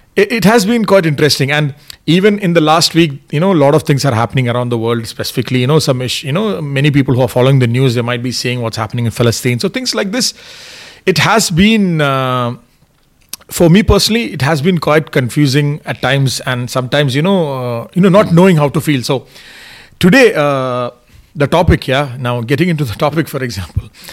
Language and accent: English; India; moved away; I'm from India, I have a lot of relatives in India, family in India